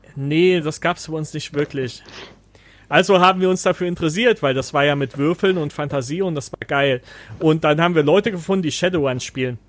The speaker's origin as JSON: {"language": "German", "region": "East Germany", "country": "Germany", "moved": "as an adult", "said": "wir kommen ja aus dem Osten"}